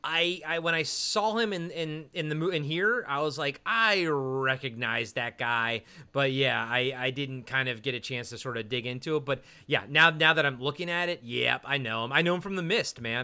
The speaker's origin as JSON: {"language": "English", "region": "Maryland", "country": "United States", "said": "I'm from Maryland"}